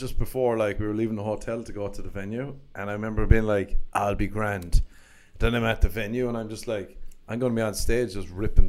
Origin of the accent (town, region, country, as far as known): Ireland; moved away as an adult; now in United States